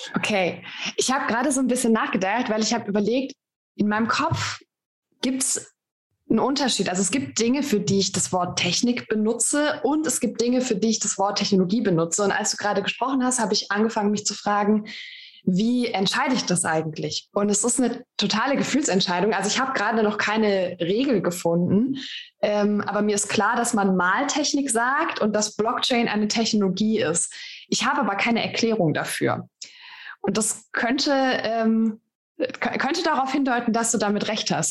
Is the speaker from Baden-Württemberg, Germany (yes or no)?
yes; Baden-Württemberg, Germany; Ich komme aus dem Badischen, bei uns sagt man, mein Gott, das ist eine Luftpump.